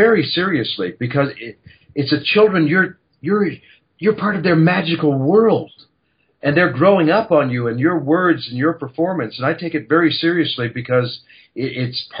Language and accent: English; Canada; moved away as an adult; now in Los Angeles, United States; I'm a Canadian boy